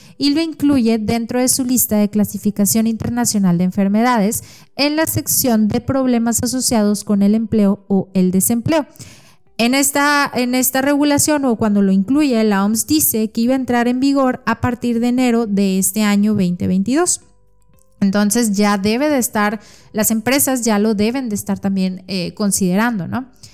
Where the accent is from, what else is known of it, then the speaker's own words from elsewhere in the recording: Mexico; soy nutróloga mexicana